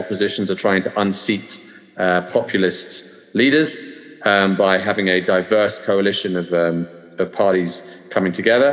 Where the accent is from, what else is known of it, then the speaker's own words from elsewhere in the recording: London, United Kingdom; accent: plummy British; moved away as an adult; now in Jerusalem, Israel; I'm originally from London, UK. I've been here in Israel now for about 14 years